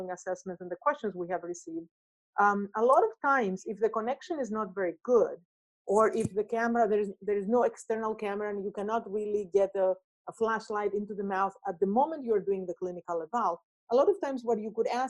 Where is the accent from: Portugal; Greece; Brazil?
Greece; moved away; my home country, Greece